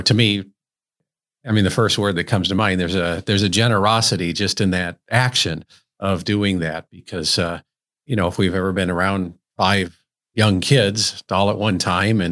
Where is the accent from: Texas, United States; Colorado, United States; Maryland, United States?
Colorado, United States; Colorado Springs; I grew up in Cragmore, which was built over abandoned coal mines